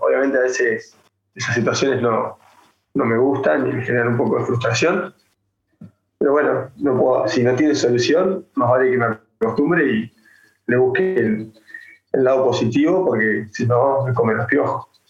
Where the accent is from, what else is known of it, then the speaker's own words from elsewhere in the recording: Ushuaia, Tierra del Fuego, Argentina; yo soy de la provincia, yo soy de Ushuaia, de Tierra del Fuego, del fin del mundo.